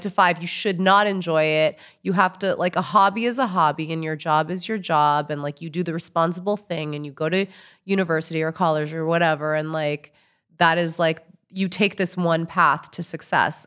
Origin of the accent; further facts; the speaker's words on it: New York City, New York, United States; I'm from New York City